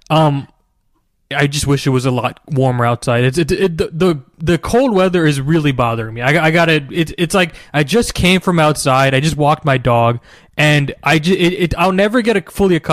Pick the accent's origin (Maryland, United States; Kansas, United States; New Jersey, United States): New Jersey, United States; moved away as an adult; now in Houston, United States; I grew up in New Jersey.